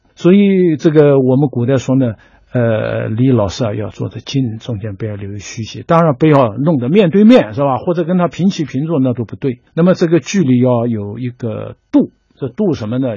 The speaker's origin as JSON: {"language": "Chinese", "country": "China", "said": "我们中国人呢，把这个老师呢，这个地位呢，一直是放得很高的"}